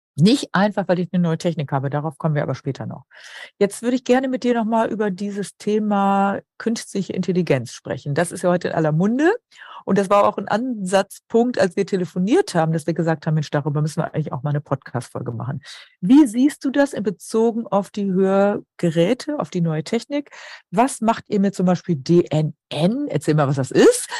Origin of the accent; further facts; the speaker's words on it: Emsland, Lower Saxony, Germany; moved away; ich komme aus dem Emsland